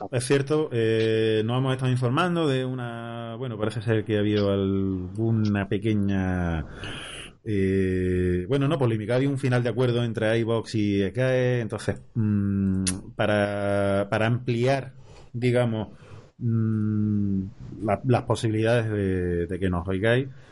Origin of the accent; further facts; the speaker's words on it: Córdoba, Andalusia, Spain; soy cordobés